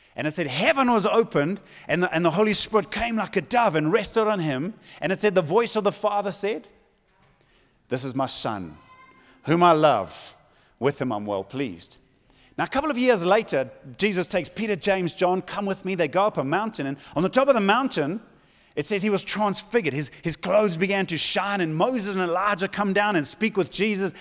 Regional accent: Zululand, KwaZulu-Natal, South Africa; I come from Zululand

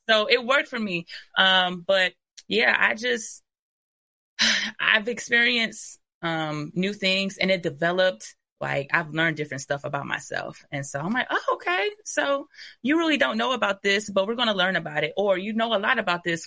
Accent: Ypsilanti, Michigan, United States; I'm literally from the city of Ypsilanti

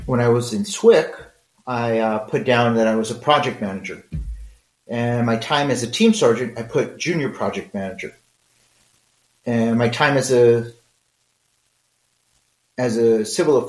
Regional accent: Mexico; I'm Mexican.

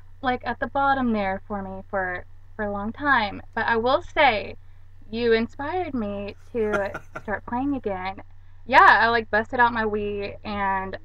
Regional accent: Arkansas, United States; I am from Arkansas

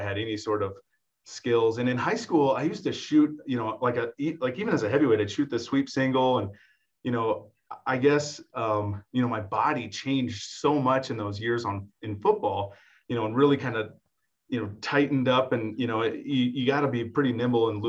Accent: Mahomet, Illinois, United States; now in Laramie, United States; growing up in Mahomet, you know, I really grew up in a setting where, you know your neighbor, people say hi to you when you're walking down the street

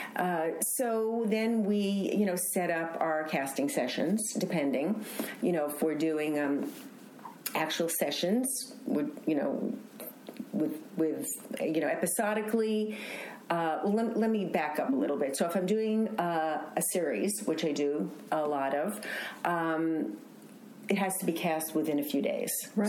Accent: New York City, New York, United States; now in Los Angeles, United States; from Queens, I was born in Queens

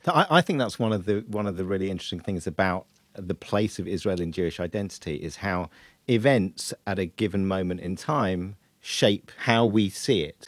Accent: United Kingdom; we as British Jews

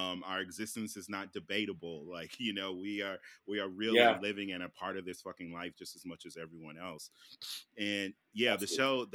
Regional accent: Midwest, United States; I grew up in the Midwest too.

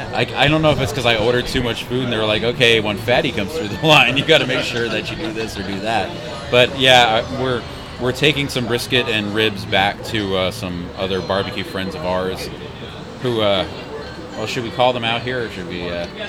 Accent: Houston, Texas, United States; I'm from Houston.

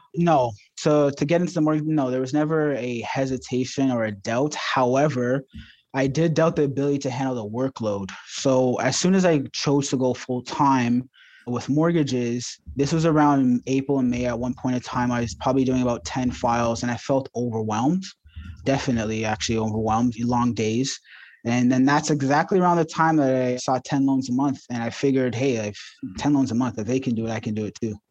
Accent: Ajax, Ontario, Canada; also born or lived in Toronto; I grew up in the suburbs of Ajax

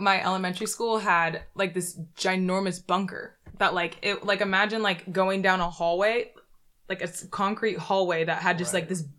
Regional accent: Michigan, United States; I'm from Michigan.

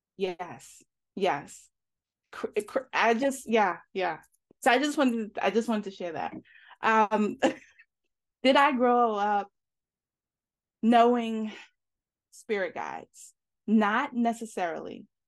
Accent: New York, United States; moved away as an adult; also born or lived in Atlanta, Georgia; now in Georgia, United States; I was from, I'm from New York originally, and I graduated high school, and I moved down, uh, to Atlanta to go to beauty school.

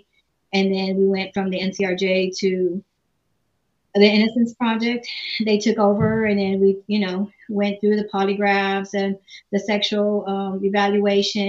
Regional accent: San Antonio, Texas, United States; I was born and raised in San Antonio, Texas.

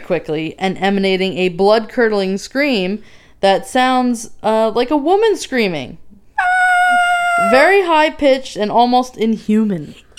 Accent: Northern New Jersey, United States; So I'm from Northern Jersey

